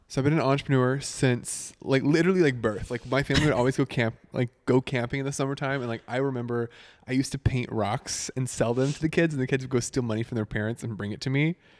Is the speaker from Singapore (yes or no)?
no; Northwest Arkansas, United States; moved away as an adult; now in Nashville, United States; I was born and raised in Northwest Arkansas, just about an hour east of, like, Fayetteville, Rogers, Bentonville